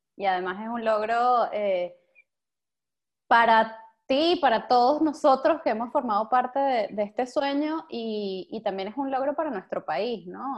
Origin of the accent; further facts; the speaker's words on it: Venezuela; now in Spain; nuestro ahora como venezolanos, que estamos todos por ahí regados